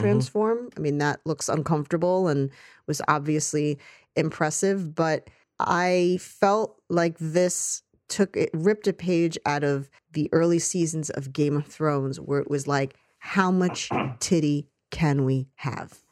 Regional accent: United States; as an American actor

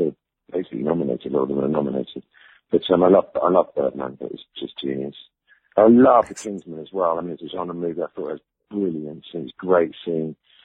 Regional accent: Ibiza, Balearic Islands, Spain; moved away; also born or lived in London; I grew up in Ibiza

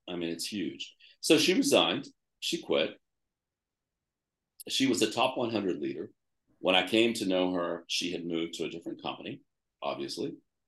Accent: New York, United States; Why do I need to spend my time and money, especially as a New Yorker, building that, okay?

